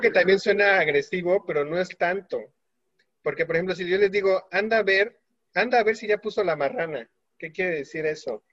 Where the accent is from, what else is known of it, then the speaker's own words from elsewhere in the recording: Mexico; Creo que hay palabras que realmente nos definen como mexicanos y cuando vamos al extranjero, automáticamente nos, nos identifican por esas palabras